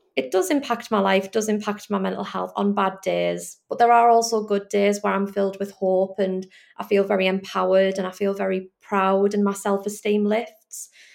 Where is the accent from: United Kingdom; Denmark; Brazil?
United Kingdom; the Northeast, North East England; I'm obviously from the Northeast.